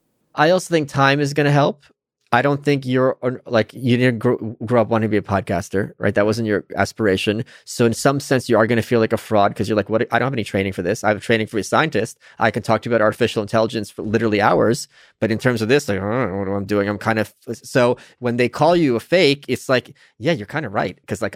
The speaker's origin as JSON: {"language": "English", "region": "New York", "country": "United States", "said": "Maybe it's because I'm a New Yorker. No, I'm serious. Yeah. Here's why. In New York, a lot of times, you'll be walking with your friend"}